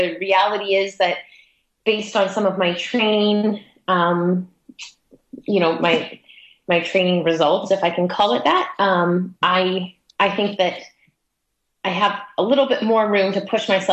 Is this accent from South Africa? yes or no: no; Toronto, Ontario, Canada; now in Vancouver, Canada; I'm from Toronto on the east coast of Canada. And when I moved to the west coast